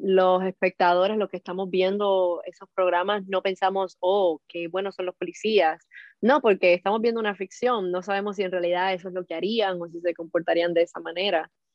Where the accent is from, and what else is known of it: Cuba; now in Miami, United States